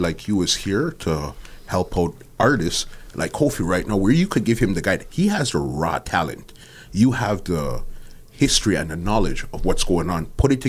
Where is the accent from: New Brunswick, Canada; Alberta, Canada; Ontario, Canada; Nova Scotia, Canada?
Ontario, Canada; Toronto; Scarborough. We're out here. Scarborough.